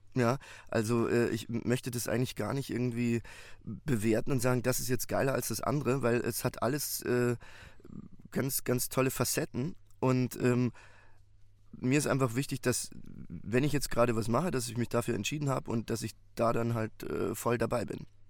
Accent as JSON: {"language": "German", "town": "Munich", "region": "Bavaria", "country": "Germany", "tie": "born or raised there", "moved": "yes", "lives_now": "Berlin, Germany", "said": "Ich bin gebürtiger Münchner und äh, bin äh, seit äh, vielen, vielen Jahren äh, Wahlberliner"}